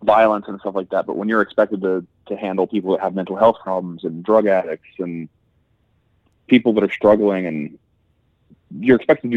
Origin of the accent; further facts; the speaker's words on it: Columbus, Ohio, United States; moved away; I'm originally from Ohio, in Columbus, Ohio